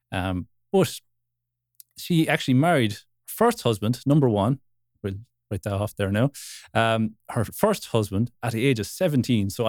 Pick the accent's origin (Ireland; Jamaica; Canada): Ireland; Wexford, Leinster; I'm from Wexford